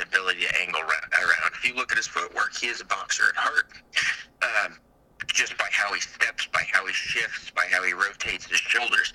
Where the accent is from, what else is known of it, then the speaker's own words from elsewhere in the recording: Midwest, United States; I'm from the Midwest. We're not exactly the richest people